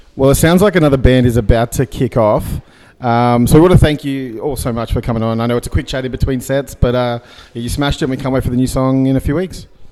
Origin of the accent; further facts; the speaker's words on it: Sydney, New South Wales, Australia; I'm from Sydney